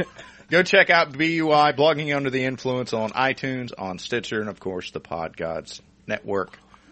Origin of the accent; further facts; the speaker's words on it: United States; We are American.